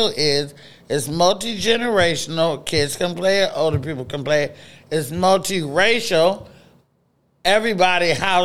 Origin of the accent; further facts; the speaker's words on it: Oakland, California, United States; Oakland, California, where I was raised